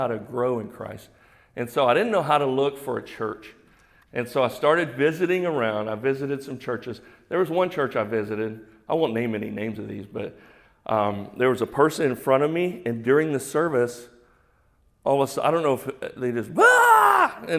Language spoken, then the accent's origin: English; Houston, Texas, United States; I'm from Houston.